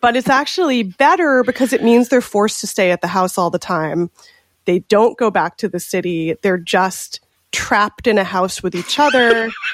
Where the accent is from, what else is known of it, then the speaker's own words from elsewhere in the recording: California, United States; I'm from California